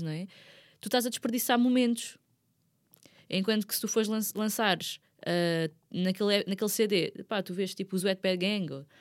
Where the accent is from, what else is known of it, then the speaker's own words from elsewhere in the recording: Margem Sul, Lisbon, Portugal; eu sou da Margem Sul